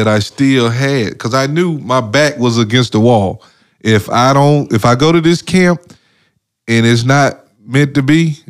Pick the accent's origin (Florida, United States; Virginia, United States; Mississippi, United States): Mississippi, United States; I'm from Mississippi. Ain't no mountains.